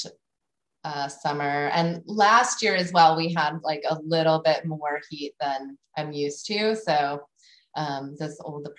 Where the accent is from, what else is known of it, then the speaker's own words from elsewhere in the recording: Las Vegas, Nevada, United States; moved away; I grew up in Las Vegas, Nevada